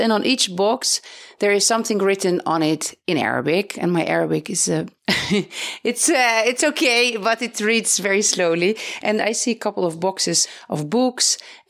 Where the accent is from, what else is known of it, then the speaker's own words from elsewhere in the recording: Netherlands; moved away as an adult; now in Beit Safafa, Palestine; I am originally from the Netherlands and I am married to a Palestinian. We live in Beit Safafa between Jerusalem and Bethlehem